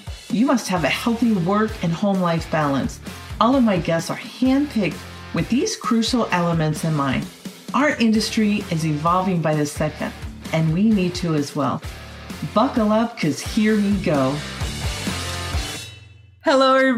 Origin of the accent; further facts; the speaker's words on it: Northeast, United States; moved away; I grew up in the Northeast and had my many years of digging out snow and defrosting windshields